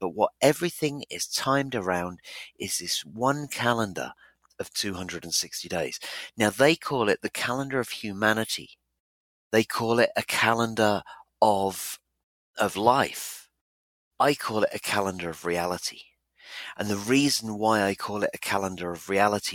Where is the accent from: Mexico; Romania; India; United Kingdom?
United Kingdom; Ipswich, East of England; my hometown of Ipswich in England